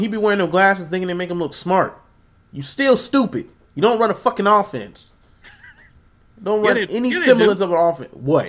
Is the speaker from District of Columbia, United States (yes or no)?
no; South Carolina, United States; we're from South Carolina